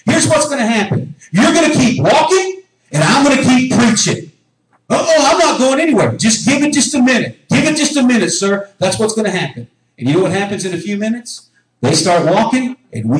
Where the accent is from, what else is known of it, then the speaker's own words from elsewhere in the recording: United States; I was born in North America